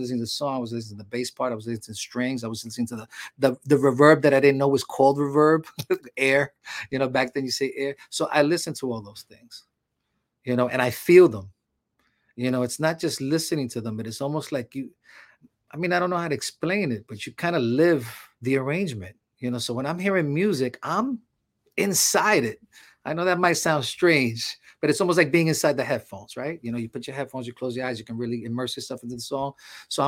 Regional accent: New York City, New York, United States; I come from the street, man. I used to mug people when I was young and all that stuff. You know, I'm coming from Harlem.

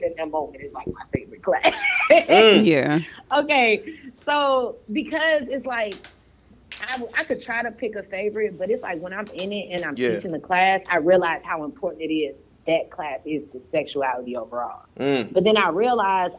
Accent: St. Louis, Missouri, United States; now in Florida, United States; I'm from St. Louis, I live in Florida

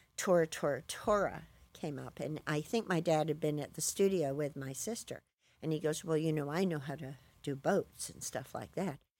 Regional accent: Bristol, South West England, United Kingdom; moved away; also born or lived in California; I was born in Bristol

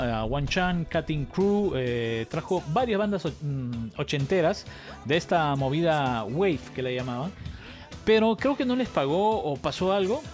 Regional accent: Cusco, Peru; yo nací en Cusco

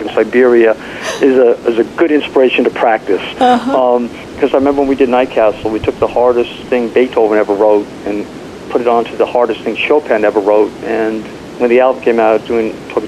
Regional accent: New York City, New York, United States; I grew up in New York City

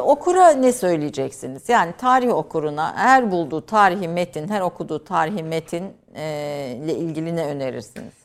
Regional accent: Kayseri Province, Turkey; bir Kayserili olarak kaldım

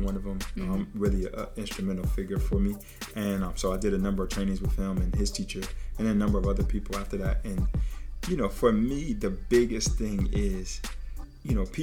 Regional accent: Trenton, New Jersey, United States; as a young person, I'm from the hood. I'm from Trenton, New Jersey

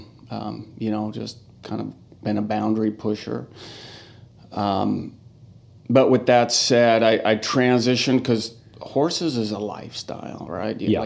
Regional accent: Walla Walla, Washington, United States; also born or lived in Spokane, Washington; now in Portland, United States; born and raised in Walla Walla, Washington. So lived there until I went to college in Spokane Community College in 95

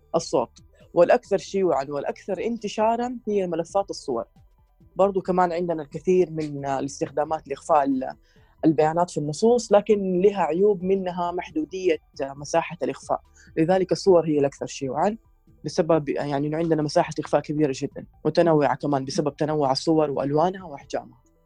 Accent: Saudi Arabia; عندنا في السعوديه

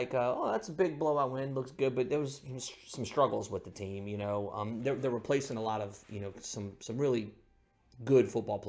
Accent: New Orleans, Louisiana, United States; moved away as an adult; also born or lived in Meridian / Columbus / South Mississippi; I grew up in New Orleans

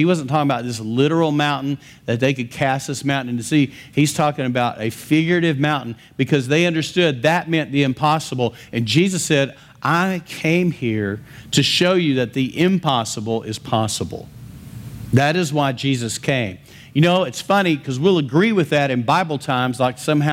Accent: West Texas, United States; I'm from West Texas.

